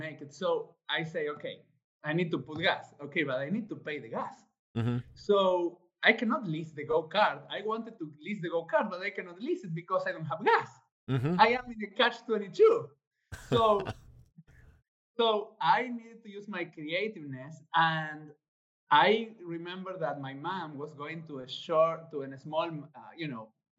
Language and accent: English; Argentina; English is a second language; moved away; I was born in Argentina.